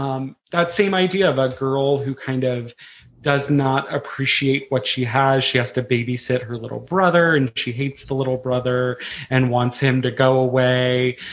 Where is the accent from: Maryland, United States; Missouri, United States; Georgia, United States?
Maryland, United States; Frederick; I'm originally from Frederick, Maryland